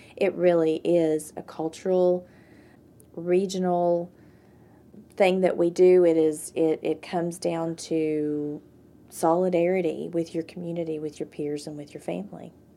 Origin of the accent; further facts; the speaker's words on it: Jonesville, Virginia, United States; also born or lived in Indiana, Pennsylvania; I grew up down in Lee County, Virginia, in Jonesville